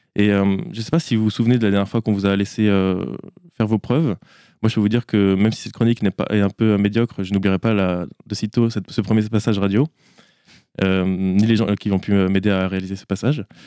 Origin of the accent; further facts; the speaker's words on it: Le Mans, Pays de la Loire, France; je suis pas angevin, euh, je viens du Mans